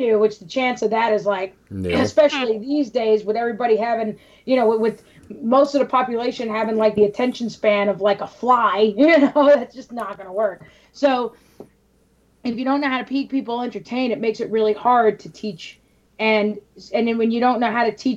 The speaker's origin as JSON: {"language": "English", "town": "New York City", "region": "New York", "country": "United States", "said": "I'm from New York City"}